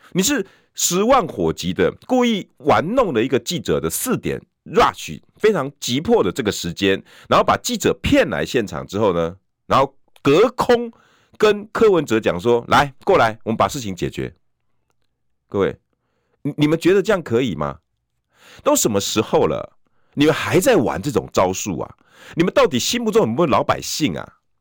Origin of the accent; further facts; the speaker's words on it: Taiwan; 我们家乡